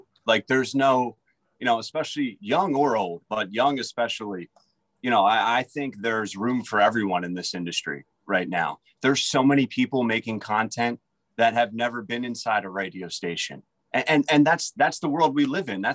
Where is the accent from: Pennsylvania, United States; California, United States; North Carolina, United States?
Pennsylvania, United States; Philadelphia; also born or lived in West Virginia; I was born in Philadelphia